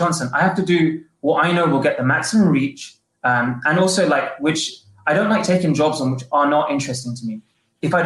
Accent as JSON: {"language": "English", "region": "London", "country": "United Kingdom", "tie": "born or raised there", "moved": "as an adult", "lives_now": "Los Angeles, United States", "said": "My life switched over to Los Angeles, but I was born and bred in London"}